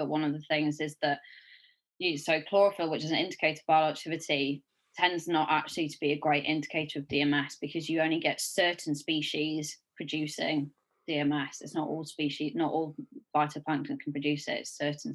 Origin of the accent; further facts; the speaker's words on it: Sheffield, Yorkshire and the Humber, United Kingdom; I grew up in Sheffield. Like my whole life